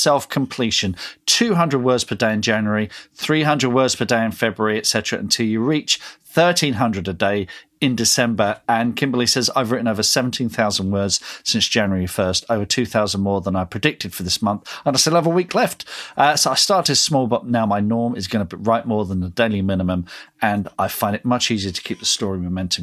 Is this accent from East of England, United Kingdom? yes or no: no; Leatherhead, South East England, United Kingdom; also born or lived in London; I moved to Leatherhead when I was 8. I grew up in London. I moved to Leatherhead when I was 8